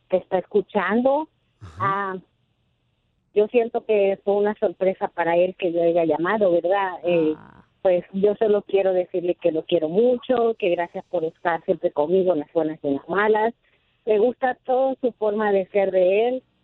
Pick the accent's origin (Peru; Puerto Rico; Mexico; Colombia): Mexico; Veracruz; moved away; Yo soy mexicana.